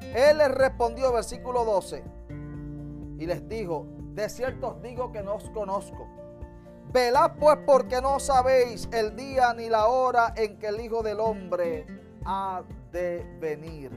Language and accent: Spanish; Utuado, Puerto Rico; en el barrio, amén, de los Pinos de Utuado, donde me crié